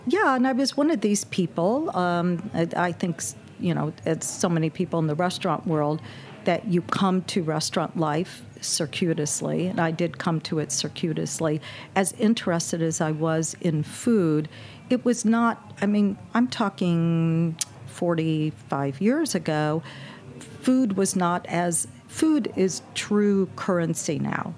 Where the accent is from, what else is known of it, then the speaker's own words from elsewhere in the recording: Indianapolis, Indiana, United States; also born or lived in Brooklyn, New York / Texas; I grew up in Indianapolis and went attended college in Indiana